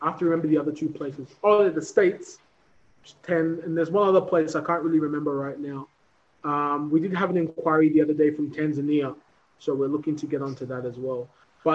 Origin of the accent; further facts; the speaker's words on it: Australia; moved away as an adult; now in Africa; born and raised in Australia